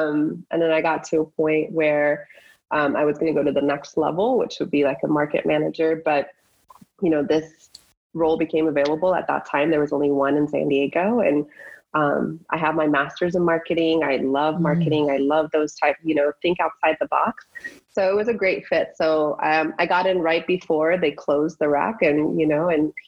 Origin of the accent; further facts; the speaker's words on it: Iran; born there; moved away; I was born in Iran and I came here and, you know, seeing that culture